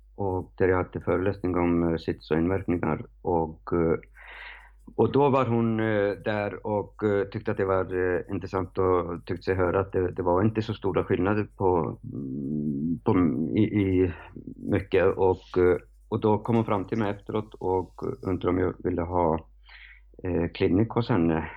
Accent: Reykjavik, Capital Region, Iceland; Swedish is a second language; moved away as an adult; now in Sweden; jag är uppväxt på Island

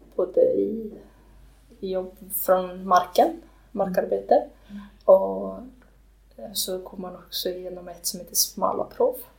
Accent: Ljungskile, Västra Götaland, Sweden; moved away as an adult; also born or lived in Iceland; now in Hólar, Iceland; jag kommer från Sverige. Jag Bor i, eller jag bodde i Ljungskile, Dyrhuvud, där min familj har gård

